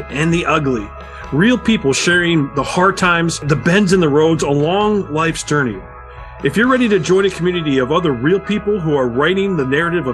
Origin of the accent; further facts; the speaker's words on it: Michigan, United States; we're both from Michigan